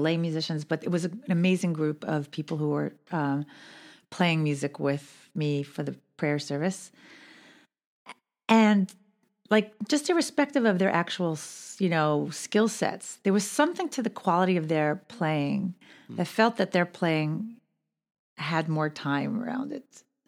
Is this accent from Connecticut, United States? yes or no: no; New York City, New York, United States; I grew up in Borough Park.